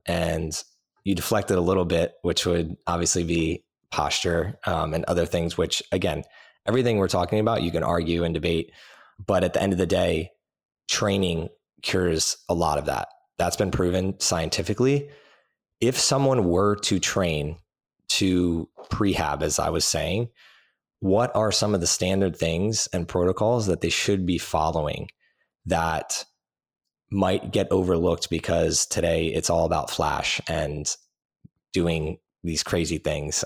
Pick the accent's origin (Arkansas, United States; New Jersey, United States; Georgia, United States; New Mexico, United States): New Jersey, United States; I grew up in New Jersey